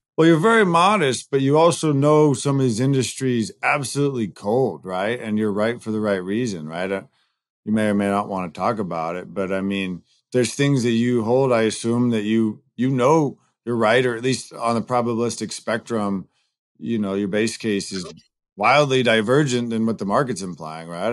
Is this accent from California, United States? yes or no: yes; Southern California, United States; now in Chicago, United States; I grew up in Southern California